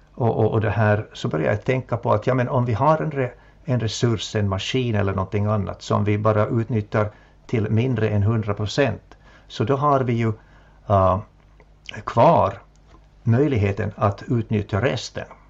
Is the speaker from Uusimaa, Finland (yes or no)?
no; Jakobstad, Ostrobothnia, Finland; also born or lived in Helsinki / Vaasa; min hemstad Jakobstad